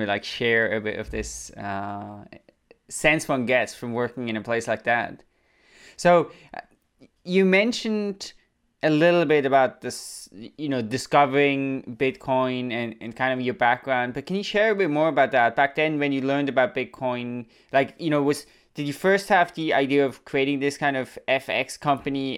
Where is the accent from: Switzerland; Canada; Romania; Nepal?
Switzerland; I'm from Switzerland